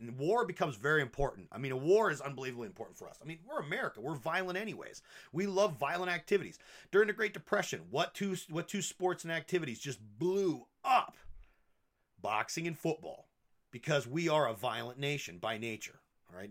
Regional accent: United States; as American people

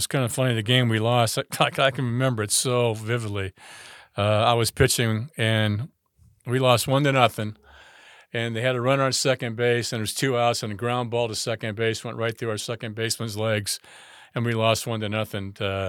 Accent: France; moved away; I came from France, and when we actually moved here, everything was kind of like brand new. Cordova was fairly new.

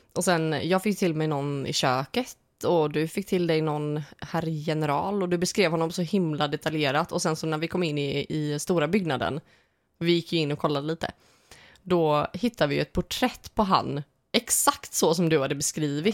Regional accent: Småland, Sweden; Småland, det är ju, det är ju hemma. Mm. Vi är från Småland.

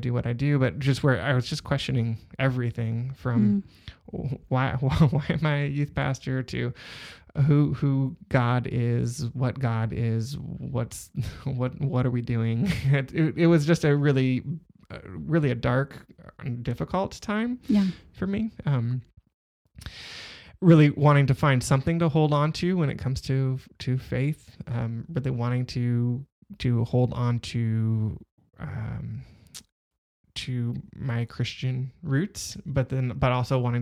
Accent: Southern California, United States; I grew up in Southern California

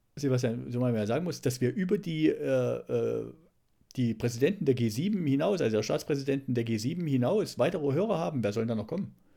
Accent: East Germany, Germany; moved away; wir hier als, als Ossis

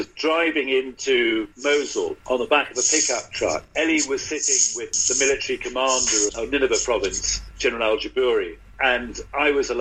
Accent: London, United Kingdom; as a Brit, as somebody who brought up in London

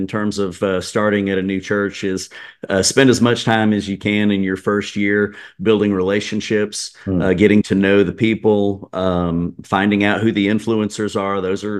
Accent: Atlanta, Georgia, United States; I grew up in the Atlanta area

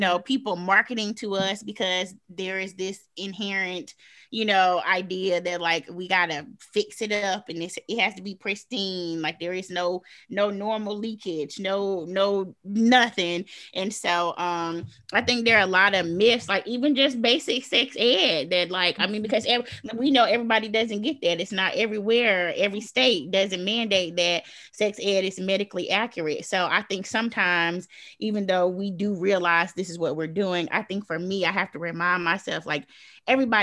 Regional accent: the South, United States; I'm from the South

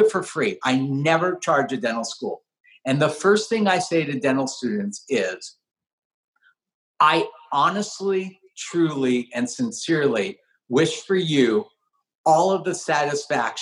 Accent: the Valley, California, United States; I grew up in the Valley

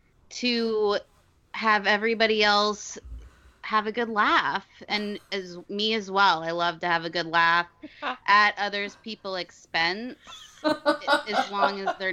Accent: Naples, Florida, United States; Well, I was born and raised here in Naples, Florida. Another Florida cracker.

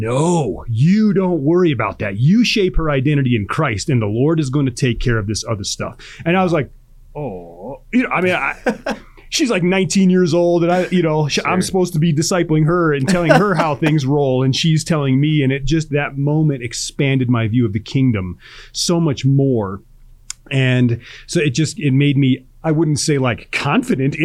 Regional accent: Chicago, Illinois, United States; I grew up in Chicago

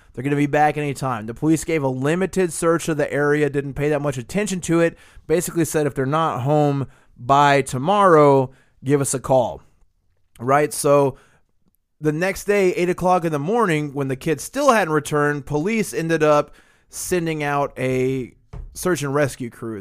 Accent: the South, United States; just being a Southerner

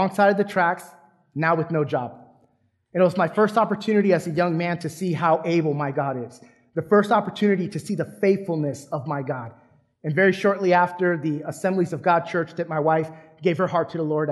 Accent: San Diego, California, United States; moved away as an adult; now in Texas, United States; my family and I, we were born and raised in San Diego, California

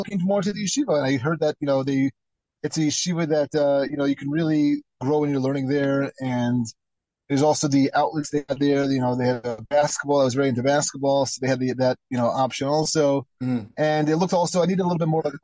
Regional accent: United States; moved away; also born or lived in Israel; When I was growing up in America

